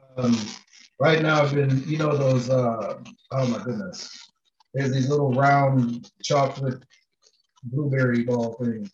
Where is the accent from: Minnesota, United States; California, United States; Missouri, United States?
Minnesota, United States; St. Paul; I'm from St. Paul, St. Paul, Minnesota, born and raised.